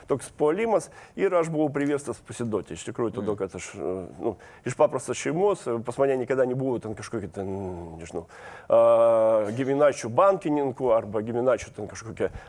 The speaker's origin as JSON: {"language": "Lithuanian", "town": "Kaliningrad", "region": "Kaliningrad Oblast", "country": "Russia", "tie": "born or raised there", "second_language": "Lithuanian", "moved": "as an adult", "lives_now": "Lithuania", "said": "aš gimiau Kalingradė, išaugau Kalingradė"}